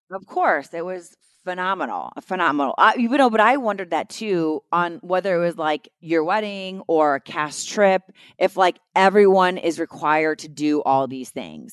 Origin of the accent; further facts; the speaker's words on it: New York City, New York, United States; I'm from Staten Island